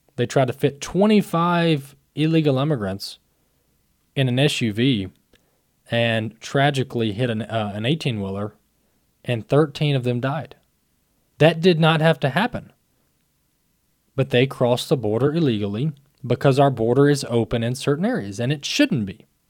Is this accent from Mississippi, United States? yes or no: yes; Mississippi, United States; Mississippi, my home state